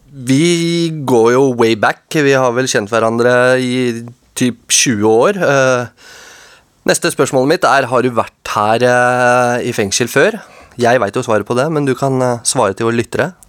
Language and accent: Norwegian; Oslo, Norway; born or raised there